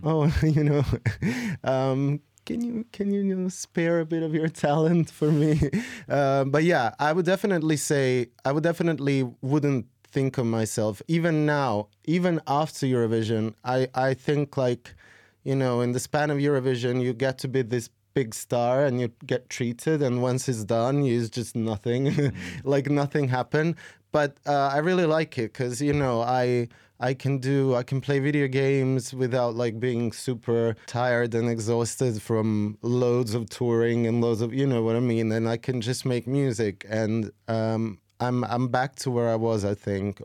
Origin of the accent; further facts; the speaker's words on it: Serbia; I've been making music since I was fifteen, sixteen in my hometown in Serbia